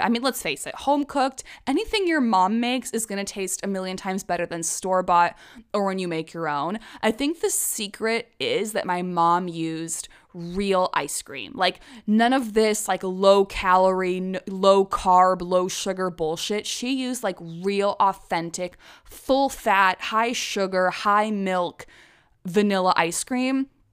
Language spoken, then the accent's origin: English; Prague, Czechia; moved away as an adult; also born or lived in London, United Kingdom; now in United States; I consider Prague my hometown.